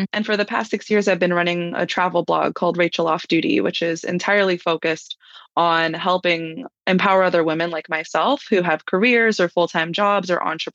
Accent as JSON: {"language": "English", "region": "Hawaii", "country": "United States", "moved": "yes", "lives_now": "Los Angeles, United States", "said": "I'm from Hawaii originally, and I live in Los Angeles"}